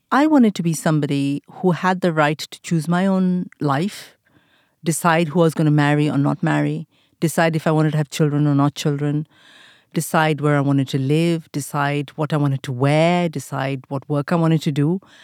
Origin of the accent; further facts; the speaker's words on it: India; moved away as an adult; now in United Kingdom; the times that I grew up in India, we didn't date